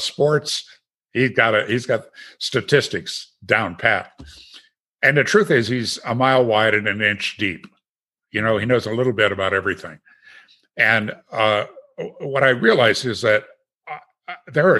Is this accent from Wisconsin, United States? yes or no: yes; Green Bay, Wisconsin, United States; moved away; also born or lived in Aspen; never growing up in Green Bay